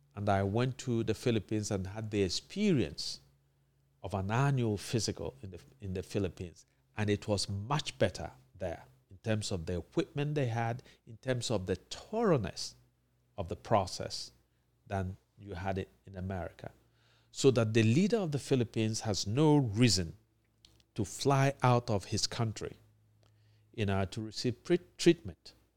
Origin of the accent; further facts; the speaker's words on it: Anambra, Nigeria; my home state, Anambra